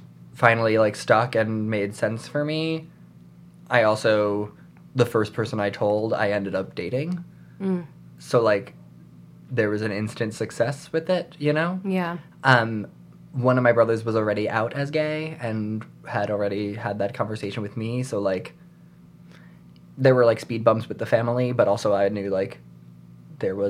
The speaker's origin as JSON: {"language": "English", "region": "New York", "country": "United States", "tie": "born or raised there", "said": "I grew up in New York"}